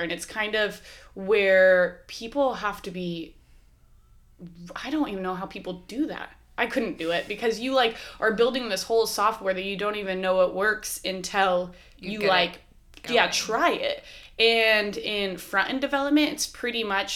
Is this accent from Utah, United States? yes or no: no; Waldport, Oregon, United States; I'm from Walport, went to beauty school in Newport.